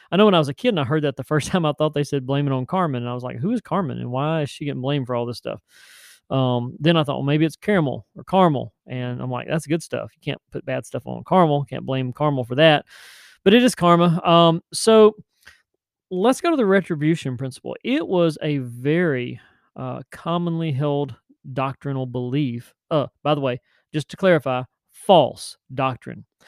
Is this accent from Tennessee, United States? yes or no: yes; Tennessee, United States; now in Chesapeake, United States; I'm from Tennessee